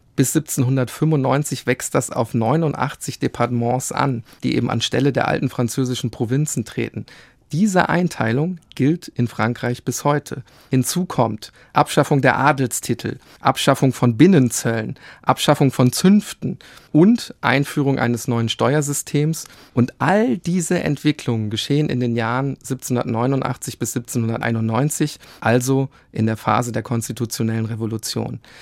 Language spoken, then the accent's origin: German; Germany; bei uns in Deutschland